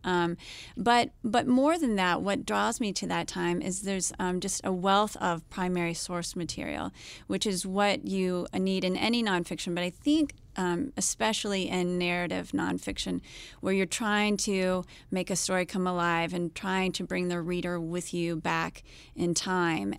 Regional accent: United States; I'm American

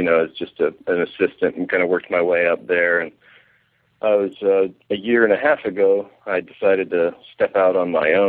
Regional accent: Severna Park, Maryland, United States; moved away as an adult; I'm from Maryland, from Severna Park, Maryland

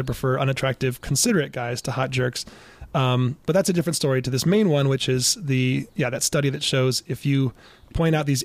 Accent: Ann Arbor, Michigan, United States; the University of Michigan, my hometown

